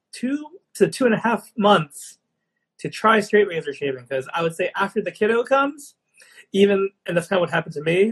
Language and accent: English; Long Island, New York, United States; when I grew up in Long Island, New York